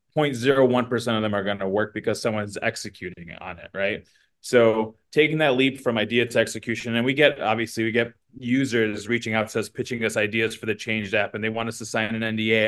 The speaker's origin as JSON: {"language": "English", "region": "Midwest", "country": "United States", "tie": "born or raised there", "said": "we're from the Midwest, um, raised by you know first gener like a immigrant uh, mother"}